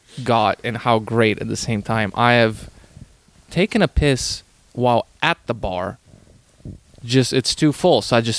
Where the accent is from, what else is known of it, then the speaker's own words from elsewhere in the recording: Canada; because I'm Canadian